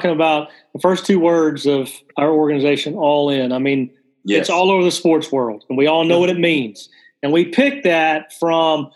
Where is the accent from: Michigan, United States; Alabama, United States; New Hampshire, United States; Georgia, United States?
Alabama, United States; I'm from Alabama